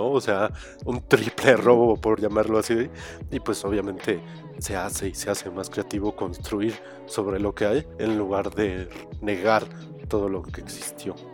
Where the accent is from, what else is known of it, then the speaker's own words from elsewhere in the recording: Mexico; todo que hablan de tan cercano de las cosas que nos suceden como pues, pues como pueblo, comunidad como mexicanos.